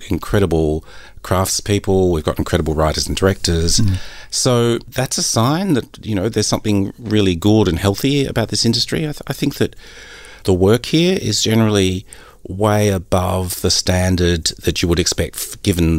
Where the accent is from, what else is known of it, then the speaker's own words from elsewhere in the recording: Australia; Christian and I are Australians.